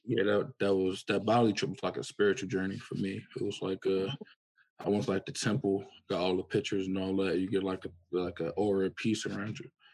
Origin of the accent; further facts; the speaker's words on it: Philadelphia, Pennsylvania, United States; I'm from Philadelphia, Pennsylvania um, in the process of moving to New York